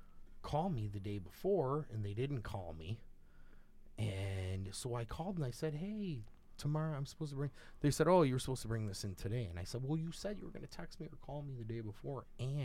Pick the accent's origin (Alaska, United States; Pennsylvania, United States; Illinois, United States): Illinois, United States; Chicago; I grew up in Chicago.